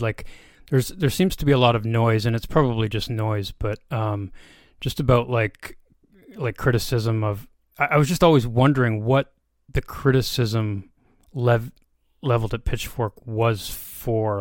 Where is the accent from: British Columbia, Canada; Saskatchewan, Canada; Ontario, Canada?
Ontario, Canada; Brockville; also born or lived in near Toronto; I grew up like in Brockville, Ontario. I, like I say, I live near Toronto now